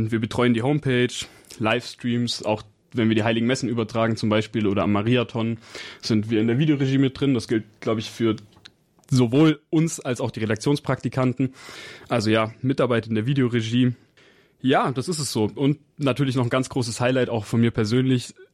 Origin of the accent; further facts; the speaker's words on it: Berlin, Germany; born there; Ich komme ursprünglich aus Berlin, bin aber schon hier in der Nähe aufgewachsen